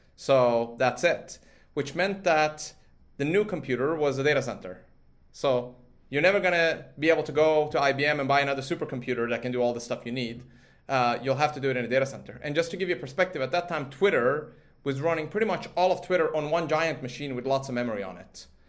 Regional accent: Sweden; moved away; I grew up in Sweden from a sort of age of uh, four

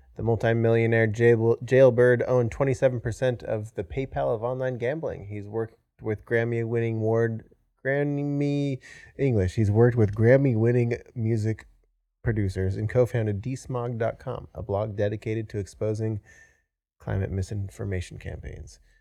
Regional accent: Washington, United States; moved away as an adult; now in Austin, United States; originally from Washington State

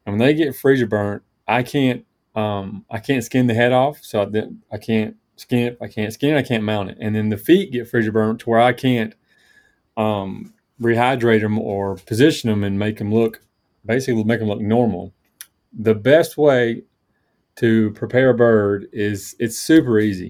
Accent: Tifton, Georgia, United States; now in North Georgia, United States; grew up in South Georgia. So I'm originally from Tifton

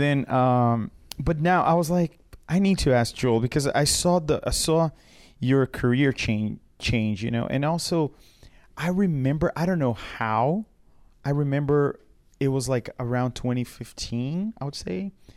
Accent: Brazil; moved away; I come from Brazil

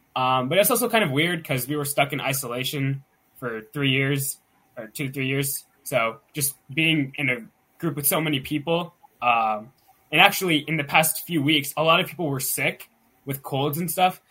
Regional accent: Pittsburgh, Pennsylvania, United States; I'm from the Pittsburgh, Pennsylvania area

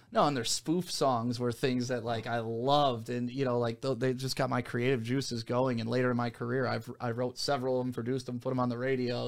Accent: Novi, Michigan, United States; also born or lived in Detroit, Michigan; I grew up in the Novi, West Bloomfield area

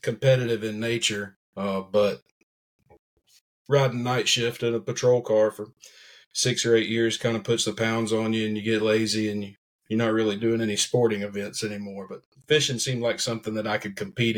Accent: Mobile, Alabama, United States; now in Sand Mountain, United States; I grew up in South Alabama, in Mobile, actually.

